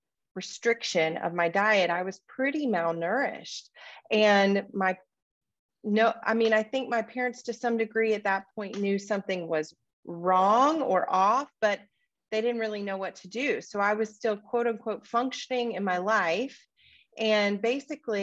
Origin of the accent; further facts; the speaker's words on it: Deep South, United States; I grew up in the Deep South in what's referred to as the Bible Belt in the United States